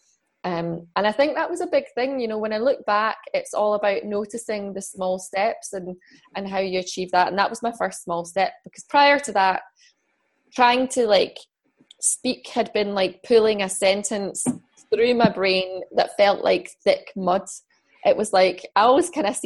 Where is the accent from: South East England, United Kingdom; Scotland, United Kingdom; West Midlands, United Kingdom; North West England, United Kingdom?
Scotland, United Kingdom; also born or lived in London / Fife; now in Edinburgh, United Kingdom; I moved away from London. I moved back to Scotland.